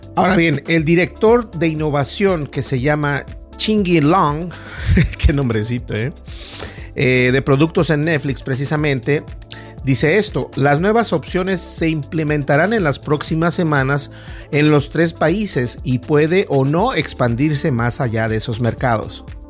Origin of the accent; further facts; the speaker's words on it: Mexico; como los mexicanos decimos